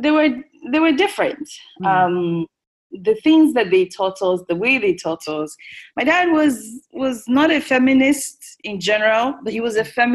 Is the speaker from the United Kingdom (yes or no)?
no; Lagos, Nigeria; also born or lived in United States / Kaduna / Abia State; first we spent few years in Kaduna, then we grew up, really grew up in Lagos. Our childhood was, in my opinion, pretty sheltered. I used to tell people, yes, I grew up in Lagos